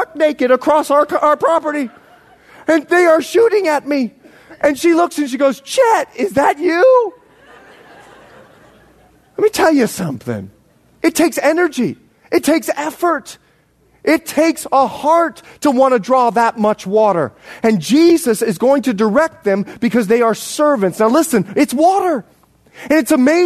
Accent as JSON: {"language": "English", "country": "Bahamas", "tie": "born or raised there", "also_born_or_lived": "Florida, United States / Montana, United States", "moved": "yes", "said": "I was born in the Bahamas, raised there and Florida"}